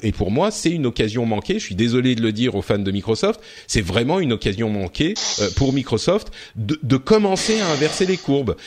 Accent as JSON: {"language": "French", "country": "France", "said": "on est français"}